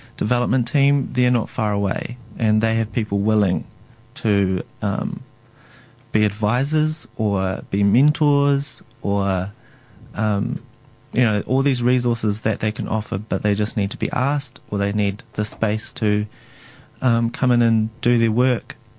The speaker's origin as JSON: {"language": "English", "town": "Tauranga", "region": "Bay of Plenty", "country": "New Zealand", "said": "I'm from Tauranga, and within Tauranga Moana area there are three iwi"}